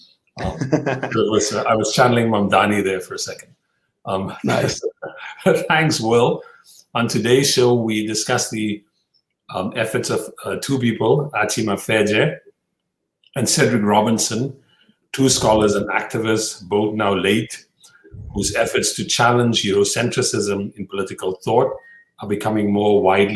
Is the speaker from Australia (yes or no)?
no; South Africa; now in Brooklyn, New York, United States; as a South African